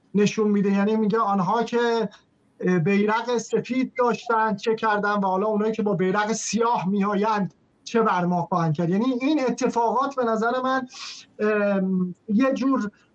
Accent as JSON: {"language": "Persian", "country": "Iran", "moved": "yes", "said": "هویت ما به عنوان یک ایرانیه"}